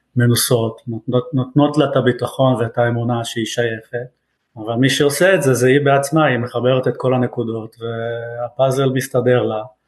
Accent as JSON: {"language": "Hebrew", "country": "Israel", "moved": "yes", "lives_now": "Canada", "said": "אני ישראלי בנפש ובנשמה"}